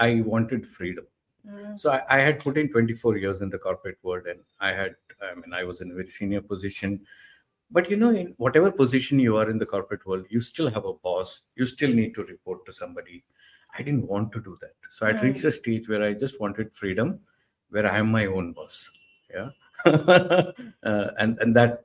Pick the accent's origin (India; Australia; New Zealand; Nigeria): India; South India; we come from the South Indian family